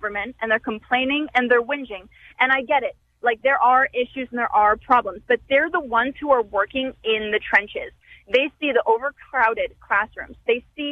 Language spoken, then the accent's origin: English; Ontario, Canada; now in Saskatoon, Canada; I'm originally from Ontario